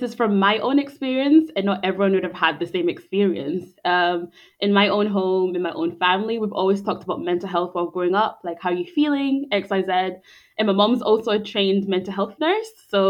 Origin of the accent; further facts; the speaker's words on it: Scotland, United Kingdom; also born or lived in Zimbabwe; I was born in Zimbabwe and I grew up in Scotland from the age of six.